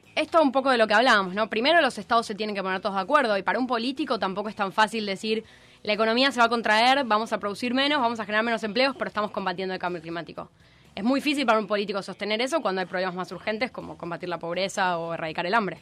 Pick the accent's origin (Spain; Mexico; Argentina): Argentina